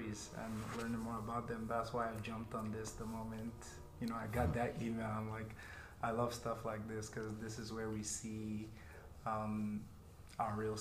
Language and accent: English; Nigeria; moved away as an adult; now in Fargo-Moorhead, United States; I was born and raised in Nigeria, and I moved to the US in 2014 to pursue a college education